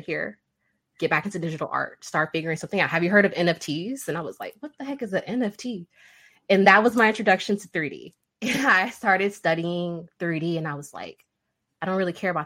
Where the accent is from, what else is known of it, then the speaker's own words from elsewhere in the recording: Nebraska, United States; also born or lived in Central Arkansas; now in Arkansas, United States; I was born in Nebraska